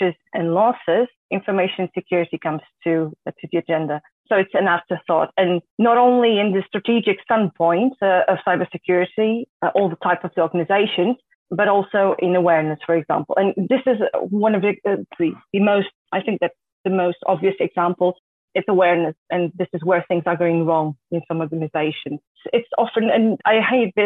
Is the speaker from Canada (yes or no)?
no; Portugal; moved away as an adult; now in Netherlands; I was born and raised in Portugal, and more than three years ago, I moved to the Netherlands